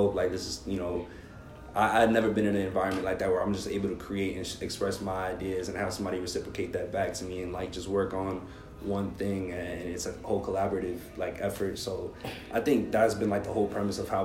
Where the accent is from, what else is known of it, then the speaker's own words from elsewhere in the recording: New York City, New York, United States; growing up in the Bronx